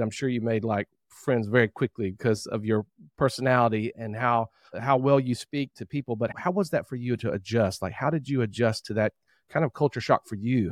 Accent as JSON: {"language": "English", "area": "near Spartanburg", "region": "South Carolina", "country": "United States", "tie": "born or raised there", "said": "We actually grew up not too far from each other in Spartanburg, South Carolina."}